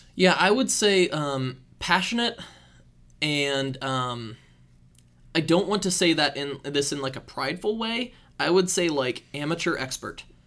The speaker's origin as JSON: {"language": "English", "region": "Iowa", "country": "United States", "tie": "born or raised there", "said": "I grew up in Iowa"}